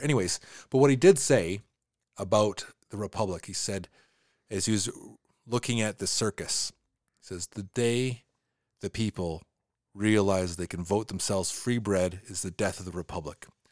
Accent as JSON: {"language": "English", "country": "Canada"}